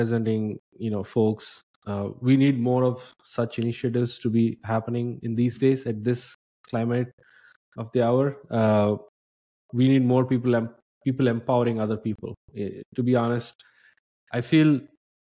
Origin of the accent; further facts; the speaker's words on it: India; now in United States; I came from India, and as an immigrant in the US